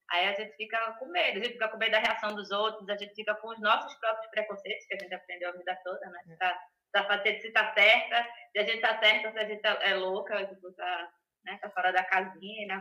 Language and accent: Portuguese; Recife, Pernambuco, Brazil; moved away as an adult; now in Portugal; eu sou de Recife, tá?